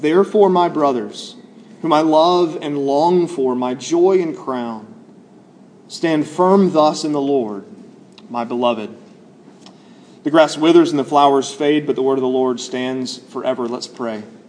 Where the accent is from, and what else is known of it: Alabama, United States